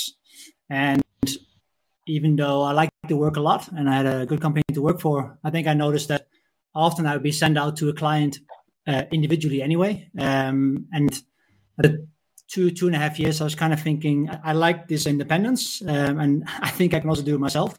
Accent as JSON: {"language": "English", "country": "Netherlands", "also_born_or_lived": "Copenhagen, Denmark", "moved": "as an adult", "lives_now": "Klitmøller, Denmark", "said": "I am from Netherlands, but I moved to Denmark about 5 years ago"}